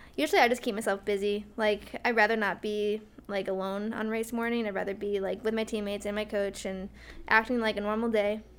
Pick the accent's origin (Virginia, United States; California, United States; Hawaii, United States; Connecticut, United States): Connecticut, United States; Glastonbury; also born or lived in Oregon / New Mexico / Iowa; I'm from Glastonbury, Connecticut, and I went to school at Glastonbury High School